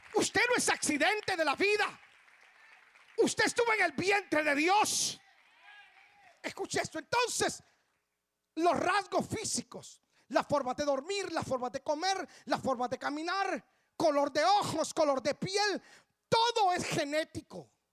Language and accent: Spanish; Guatemala; Mis padres solo se casaron en El Salvador y emigraron para Guatemala. Yo tengo sangre salvadoreña. Ya renuncié a ese pecado, ya, ya, ya. Ya, ya, me sacudí eso, ya, ya. Pero, pero yo nací en Guatemala